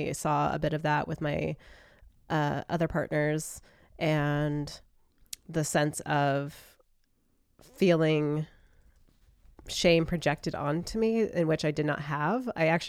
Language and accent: English; United States; from my perspective as an American